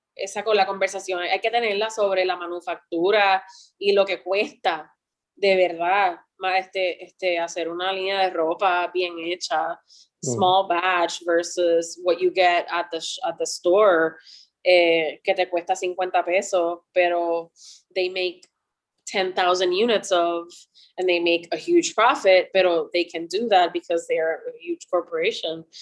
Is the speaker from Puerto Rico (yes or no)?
yes; Puerto Rico; cuando yo estaba creciendo en Puerto Rico